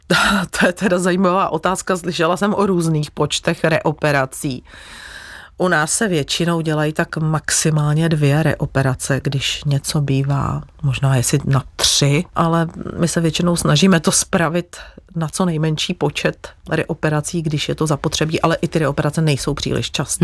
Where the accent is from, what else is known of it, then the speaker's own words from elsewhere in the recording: Plzeň, Plzeň Region, Czechia; já pocházím z Plzně, chtěla jsem v Plzni zůstat